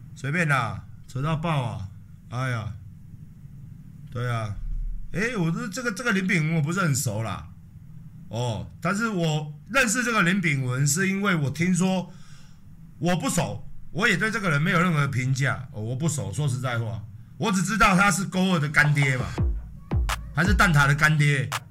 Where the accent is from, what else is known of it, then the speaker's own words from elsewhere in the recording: Taiwan; 保卫保卫我们台湾人。生命财产安全